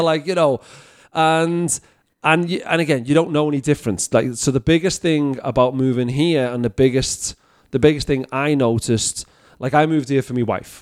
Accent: Liverpool, North West England, United Kingdom; now in Canada; I'm from Liverpool.

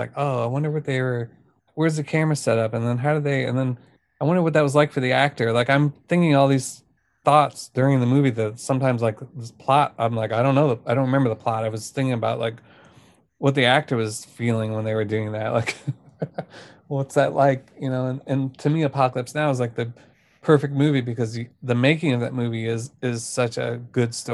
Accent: United States; I grew up near Kansas City, like the small town near Kansas City

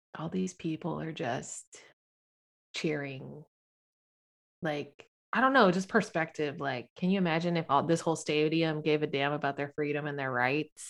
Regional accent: Sacramento, California, United States; also born or lived in South San Francisco / Daly City; I lived in Daly City until I was six, moved to Sacramento when I turned seven in Sacramento. So, I'm basically from Sac.

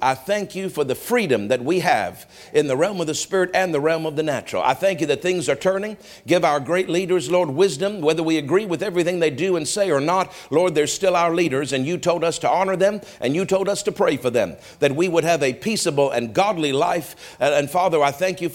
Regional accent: Canada; we have a right as Canadian citizens

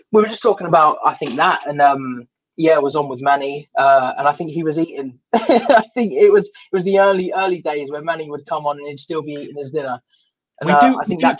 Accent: Watford, East of England, United Kingdom; moved away; also born or lived in Sunderland; I'm from from Watford born in Watford, lived in Sunderland for a bit

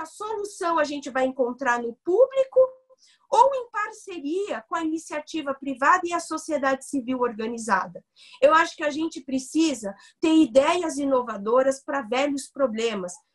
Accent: São Paulo, Brazil; eu nasci e cresci no Capão Redondo

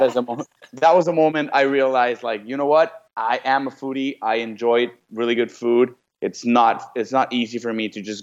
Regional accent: Mexico; now in United States; Me growing up in Mexico

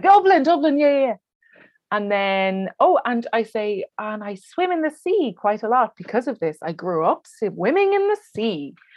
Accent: Wexford, Leinster, Ireland; at the moment, I'm in Wexford, yes. uh, which is my hometown

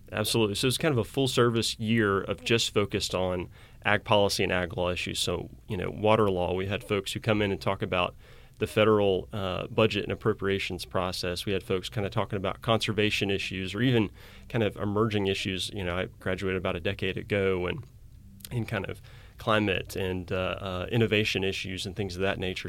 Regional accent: Arkansas, United States; moved away as an adult; also born or lived in Indiana; now in Missouri, United States; I grew up in Arkansas

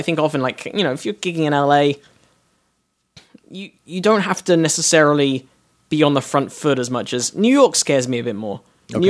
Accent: London, United Kingdom; accent: North London, middle class, posh; I am British. When I walk on stage in Britain, I am North London, middle class, probably private school educated, like posh but not super posh.

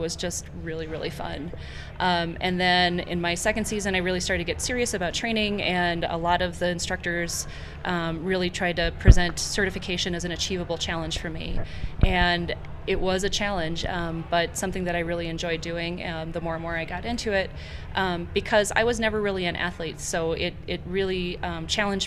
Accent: Minnesota, United States; I grew up in Minnesota and skiing on weekends with the Blizzard Ski and Snowboard School, which is a traveling ski school out of the Twin Cities

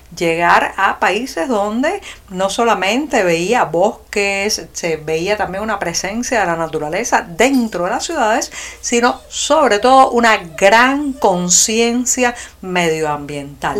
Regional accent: Cuba; cubana, periodista, ciudadana

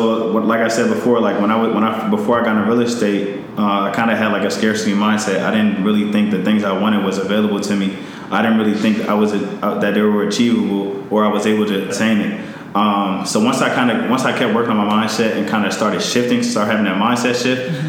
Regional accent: Montgomery County, Maryland, United States; out of Maryland, grew up in Montgomery County

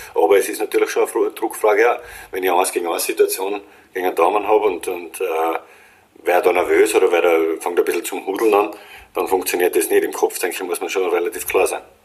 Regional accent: Austria; als Österreicher

